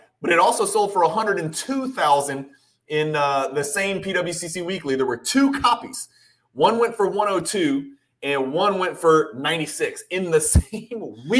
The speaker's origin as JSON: {"language": "English", "town": "Louisville", "region": "Kentucky", "country": "United States", "tie": "born or raised there", "said": "I grew up in Louisville, Kentucky"}